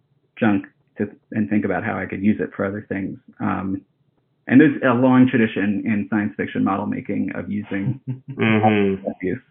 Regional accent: Hawaii, United States; also born or lived in Japan; I grew up in Hawaii, and before that lived in Japan as a really little kid

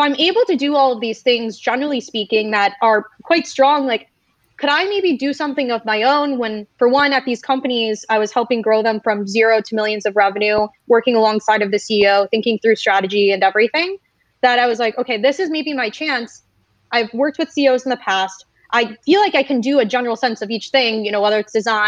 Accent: Michigan, United States; moved away; a lot of my story starts back in Michigan. I came from the Midwest

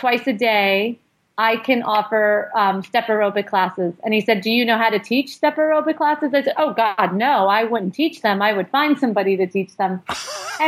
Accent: New York City, New York, United States; the neighborhood where I grew up in Brooklyn

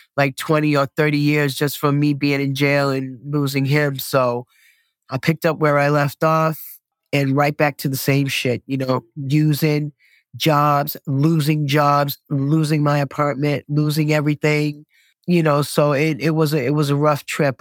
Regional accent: Boston, Massachusetts, United States; I was born and raised here in Dorchester, Massachusetts

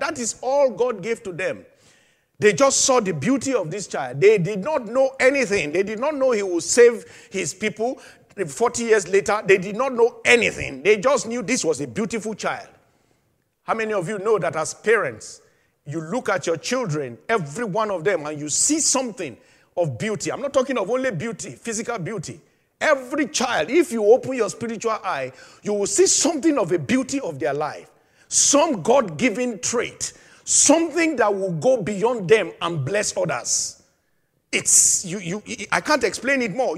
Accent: Nigeria; my home country, Nigeria

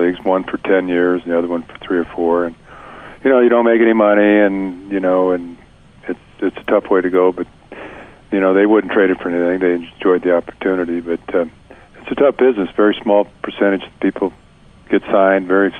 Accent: California, United States; I grew up in California

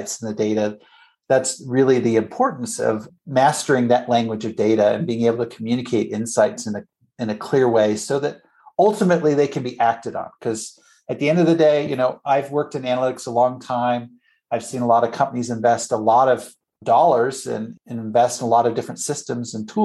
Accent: Canada; moved away as an adult; also born or lived in United States; I'm originally from Canada, grew up there, lived in the States many years

